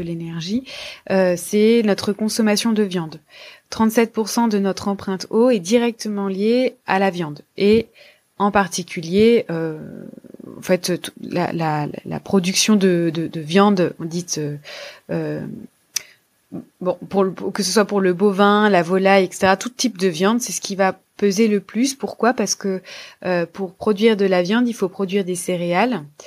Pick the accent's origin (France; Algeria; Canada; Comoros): France; chez nous en France